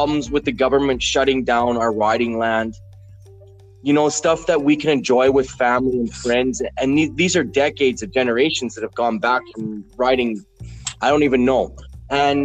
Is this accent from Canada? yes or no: yes; Alberta, Canada; I've grown up in Canada. I was born and raised Canadian. I'm from Alberta.